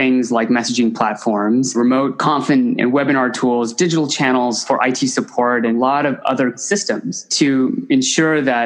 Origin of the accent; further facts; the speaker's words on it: Silicon Valley, Bay Area, California, United States; I grew up in Silicon Valley here in the Bay Area.